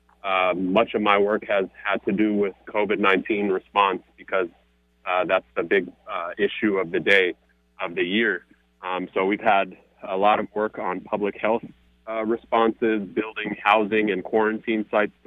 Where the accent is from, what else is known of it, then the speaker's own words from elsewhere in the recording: Seattle, Washington, United States; also born or lived in California / Philadelphia; I grew up in South Seattle